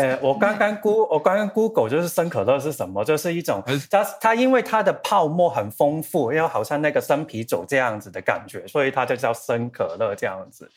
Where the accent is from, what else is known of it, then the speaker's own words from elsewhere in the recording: Hong Kong; 我是香港人